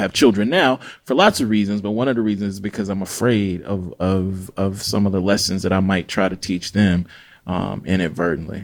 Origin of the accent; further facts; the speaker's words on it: Jackson, Mississippi, United States; now in Oxford, United States; I'm a black Southern writer from Jackson, Mississippi.